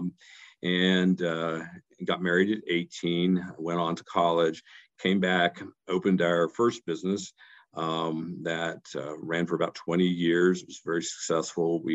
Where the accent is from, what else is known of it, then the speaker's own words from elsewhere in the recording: West Virginia, United States; moved away as an adult; also born or lived in Ohio / Arizona; my home state where I was born and raised in West Virginia